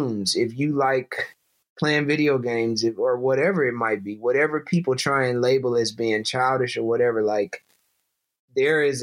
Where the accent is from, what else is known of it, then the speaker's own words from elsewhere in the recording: Flint, Michigan, United States; moved away; I'm from Flint, Michigan